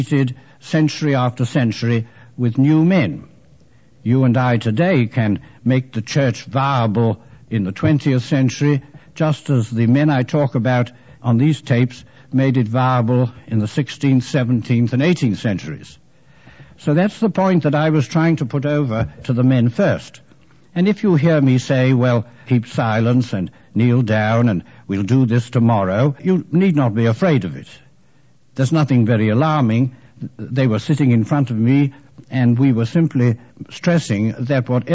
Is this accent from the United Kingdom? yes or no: yes; England, United Kingdom; I am an English Jesuit